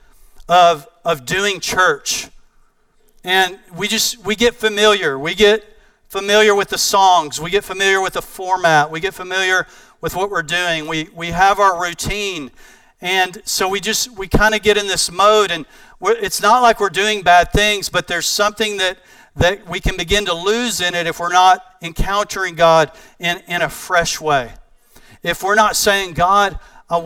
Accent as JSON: {"language": "English", "region": "East Texas", "country": "United States", "said": "I'm from East Texas"}